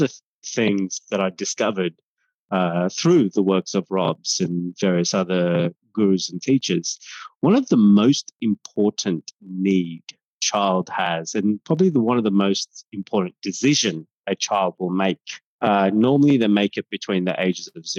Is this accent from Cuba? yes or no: no; Sri Lanka; now in Australia; I'm a Tamil-born Australian. So I was born in Sri Lanka